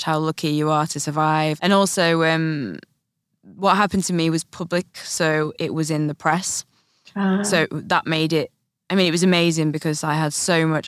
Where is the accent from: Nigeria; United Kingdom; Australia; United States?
United Kingdom; the north of England; I'm Northern English